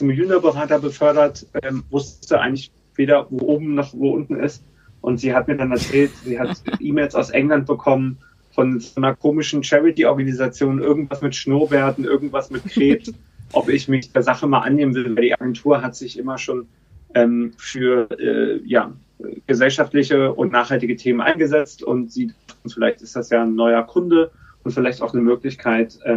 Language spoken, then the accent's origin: German; Berlin, Germany; now in London, United Kingdom; Und ich bin ursprünglich aus Berlin, ähm, habe dort ähm, ja, eine typische Berliner äh, Jugend in den 20ern verlebt